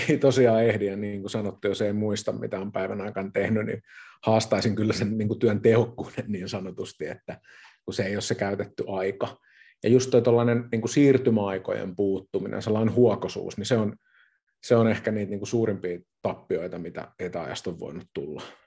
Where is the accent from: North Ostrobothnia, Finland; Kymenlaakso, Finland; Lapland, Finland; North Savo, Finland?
Kymenlaakso, Finland; Kotka; Minä tuun Kotkasta. Eli kotkalainen, kotkalainen yrittäjä